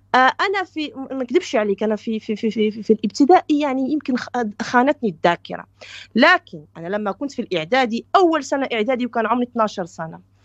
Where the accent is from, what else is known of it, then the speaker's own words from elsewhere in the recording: Belgium; also born or lived in Morocco; انا ترعرعت في بلجيكا درست من الحضانه الى الجامعه في بلجيكا